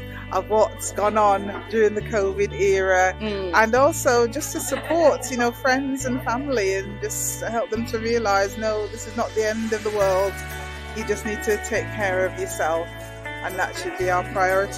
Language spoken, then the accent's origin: English; Manchester, North West England, United Kingdom; born or raised there; also born or lived in Jamaica